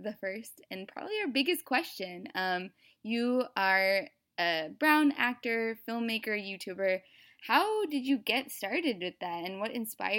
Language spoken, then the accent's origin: English; middle of the United States, Midwest, United States; I was one of those kids from a very non-diverse upbringing in middle of the United States.